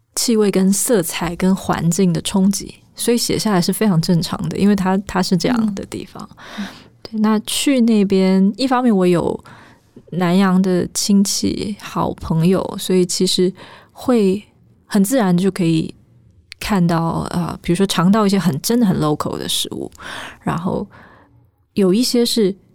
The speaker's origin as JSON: {"language": "Chinese", "area": "village on the border of Wugu and Luzhou", "region": "New Taipei City", "country": "Taiwan", "tie": "born or raised there", "said": "我们家住在台北的边陲地带，就是我们在新北市的五股跟泸州交界处一个小小的村庄，那我们那个地方以前是会淹水的，所以不太有人住在那里"}